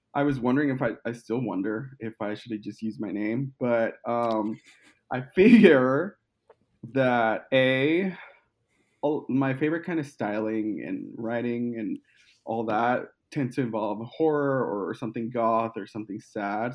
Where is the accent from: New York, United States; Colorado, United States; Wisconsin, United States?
Colorado, United States; moved away as an adult; now in Los Angeles, United States; I'm originally from Colorado